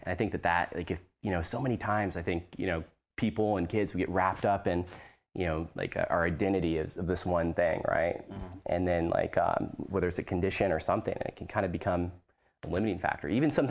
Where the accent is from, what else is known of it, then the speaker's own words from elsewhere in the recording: Washington, District of Columbia, United States; born there; I was born in Washington, D.C. My dad was military